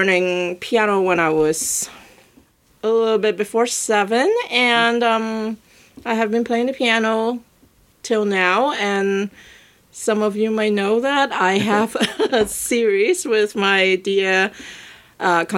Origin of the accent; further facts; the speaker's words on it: Hong Kong; moved away as an adult; now in New York, United States; I am originally from Hong Kong, and I grew up there